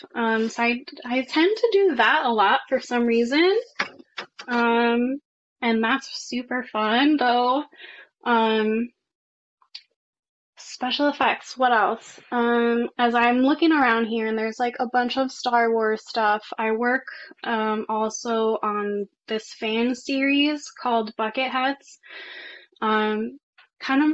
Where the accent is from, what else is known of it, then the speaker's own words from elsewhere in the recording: New York, United States; I am from New York